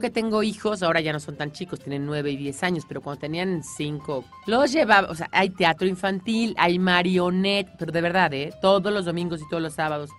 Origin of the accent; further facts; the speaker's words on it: Mexico City, Mexico; Nací en la Ciudad de México, de padres inmigrantes, pero yo nací en la Ciudad de México, me siento parte de ella